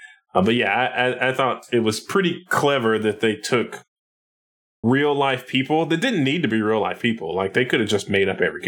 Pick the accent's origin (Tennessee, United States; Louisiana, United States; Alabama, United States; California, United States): Tennessee, United States; Nashville; he's technically from my hometown, even though this was before Nashville was really a thing